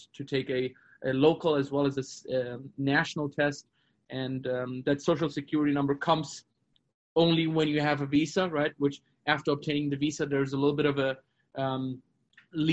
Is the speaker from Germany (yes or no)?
yes; Germany; moved away as an adult; now in Arizona, United States; My dad's Brazilian, so born and raised in Germany, but I have a South American culture background as well